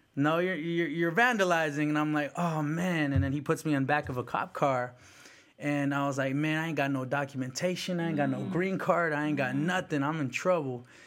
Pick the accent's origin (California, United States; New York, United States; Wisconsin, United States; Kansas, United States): California, United States; South San Francisco; English is a second language; also born or lived in El Salvador; I came to the United States, Mission District, San Francisco. Um, then you know I, I was you know I, I learned English, went to went to kindergarten in South San Francisco, and uh, all middle school, high school in South City. Um, so I'm very much a Bay kid.